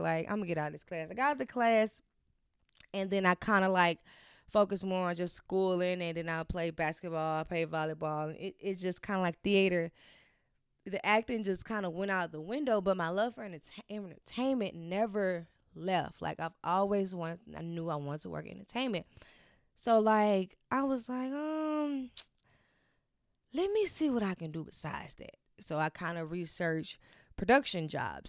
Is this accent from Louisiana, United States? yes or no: yes; Baton Rouge, Louisiana, United States; moved away as an adult; now in Los Angeles, United States; born and raised Baton Rouge, Louisiana